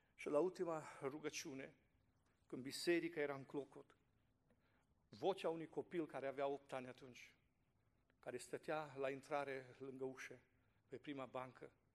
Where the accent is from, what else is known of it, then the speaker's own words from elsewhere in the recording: Fodora, Sălaj County, Romania; mă trag din Fodora, județul Sălași.